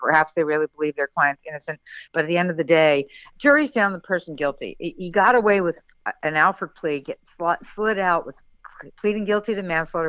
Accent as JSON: {"language": "English", "area": "Long Island", "region": "New York", "country": "United States", "tie": "born or raised there", "also_born_or_lived": "Kentucky", "moved": "yes", "said": "we're both Long Island girls. So even though I left Long Island a long time ago, I returned and, being from Long Island and growing up on Long Island, you can't get that out of your blood."}